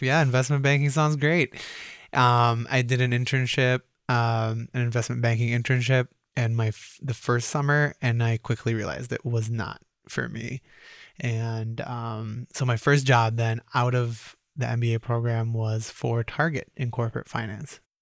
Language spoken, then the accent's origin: English; Roseville, Minnesota, United States; also born or lived in Cairo, Egypt; when people ask where I grew up, I say in Roseville, Minnesota